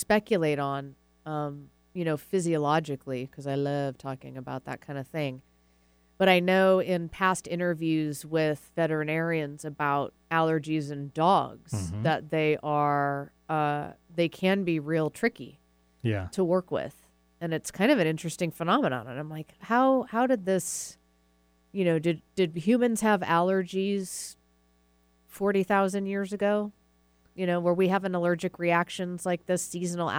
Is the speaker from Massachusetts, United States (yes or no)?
yes; Massachusetts, United States; moved away; I'm from Massachusetts, so I've got a lot of family up there